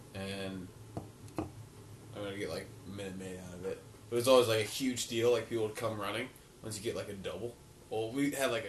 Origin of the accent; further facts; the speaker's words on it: the South, United States; accent: southern; Ryan, don't try to suppress my southern accent.